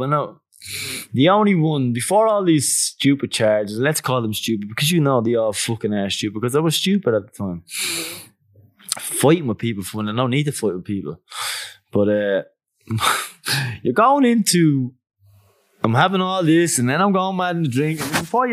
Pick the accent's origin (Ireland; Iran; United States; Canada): Ireland; Dublin, Leinster; moved away as an adult; also born or lived in Australia; I'm from Clondalk and I'm from Greenfork. We're from Dublin.